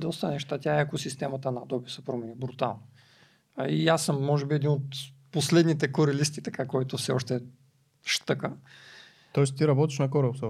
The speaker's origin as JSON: {"language": "Bulgarian", "town": "Varna", "region": "Varna Province", "country": "Bulgaria", "said": "аз съм от Варна"}